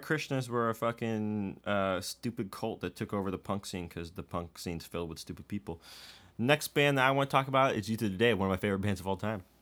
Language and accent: English; Bay Area, California, United States; I grew up in the Bay Area